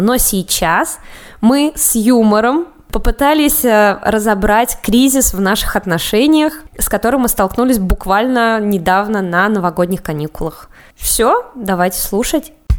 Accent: Samara, Samara Oblast, Russia; also born or lived in Moscow; мне 25 лет, я родом из Самары

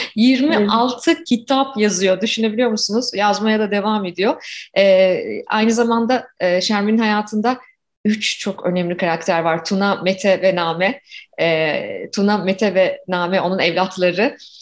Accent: Ankara, Turkey; moved away as an adult; now in Toronto, Canada; 1976'da Ankara'da doğdum ve tipik bir Ankara çocuğuyum. 24 yaşıma kadar da Ankara'da yaşadım

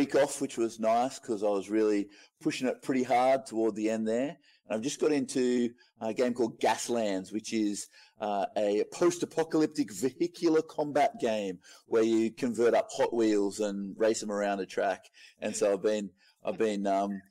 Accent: Moree, New South Wales, Australia; I am from Moree in northwest New South Wales, small little country town.

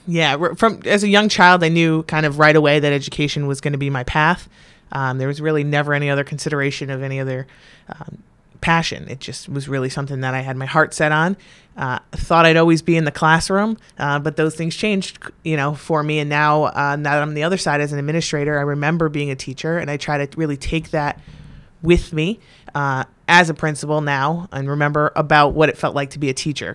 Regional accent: North Branford, Connecticut, United States; I was born and raised in North Branford, Connecticut. Really in Northford, Connecticut

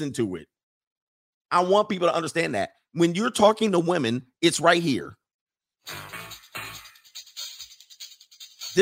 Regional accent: California, United States; I grew up in California

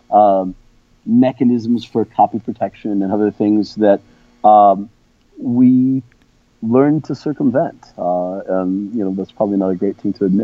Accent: São Paulo, Brazil; also born or lived in Rio de Janeiro; So I was born in Rio and, and, raised in São Paulo.

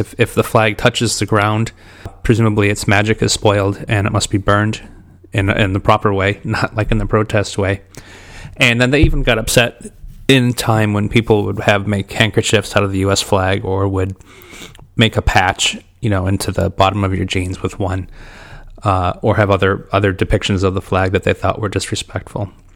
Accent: Detroit, Michigan, United States; I grew up in Detroit, Michigan.

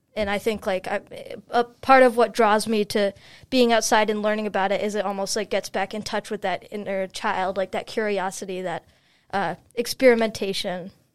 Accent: Chicago, Illinois, United States; moved away as an adult; now in Brunswick, United States; I'm from Chicago, Illinois

